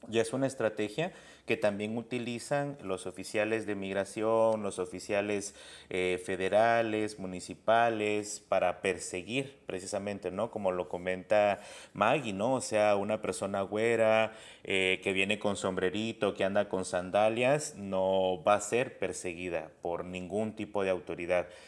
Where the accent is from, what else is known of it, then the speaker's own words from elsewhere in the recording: Guatemala; a mí me pasaba esto que muchas personas no creen que soy de Guatemala, ¿no? O sea, porque tengo un acento distinto